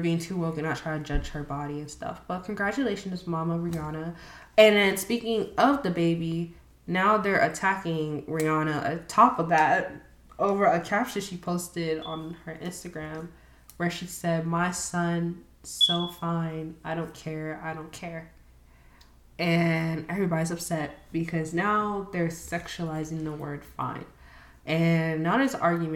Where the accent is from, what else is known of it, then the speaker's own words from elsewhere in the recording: United States; first language English; because I was born here and I still contribute to my Haitian background.